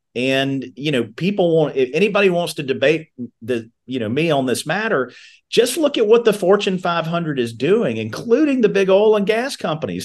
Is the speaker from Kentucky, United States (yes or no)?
yes; Meade County, Kentucky, United States; I'm a kid from Meade County whose family are all tobacco farmers